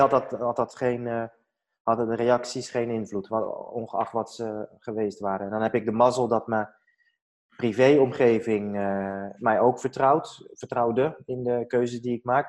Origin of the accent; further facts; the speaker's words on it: Netherlands; ik ben in Nederland geboren.